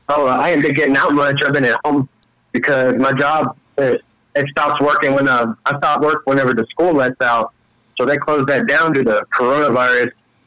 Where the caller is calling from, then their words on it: Texas, United States; I'm calling out from Texas out here.